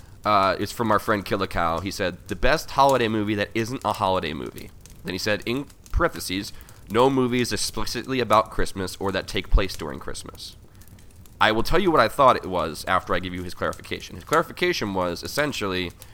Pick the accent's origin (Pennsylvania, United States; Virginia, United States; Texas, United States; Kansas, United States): Pennsylvania, United States; Philadelphia; I grew up in Port Richmond